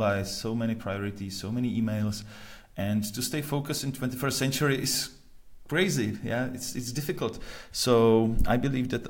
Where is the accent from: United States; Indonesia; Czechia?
Czechia; Prague; I'm originally from Prague